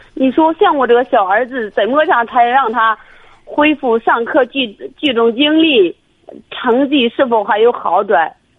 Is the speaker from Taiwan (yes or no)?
no; Shijiazhuang, Hebei, China; 我是石家庄的